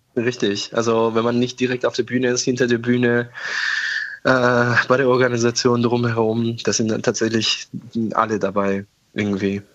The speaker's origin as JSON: {"language": "German", "town": "Tehran", "region": "Tehran Province", "country": "Iran", "tie": "born or raised there", "also_born_or_lived": "Oberammergau, Germany", "second_language": "German", "moved": "yes", "lives_now": "Germany", "said": "ich bin ja, wie gesagt, in Teheran groß geworden"}